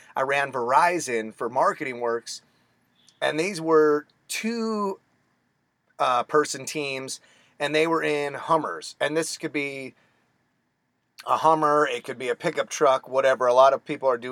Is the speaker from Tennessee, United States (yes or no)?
no; Phoenix, Arizona, United States; I was born and raised in Phoenix, Arizona